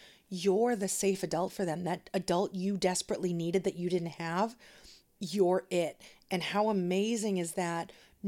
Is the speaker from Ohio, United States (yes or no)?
no; Danvers, Massachusetts, United States; and I grew up in Danvers